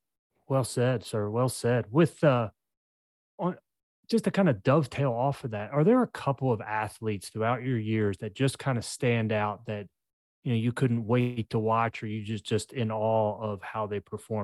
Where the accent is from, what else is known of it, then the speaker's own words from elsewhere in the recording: Maryland, United States; now in Indiana, United States; I grew up in Maryland